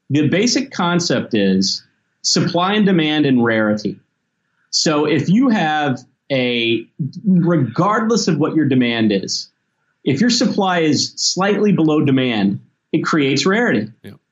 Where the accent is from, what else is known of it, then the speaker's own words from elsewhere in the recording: Memphis, Tennessee, United States; I grew up in Memphis and the South.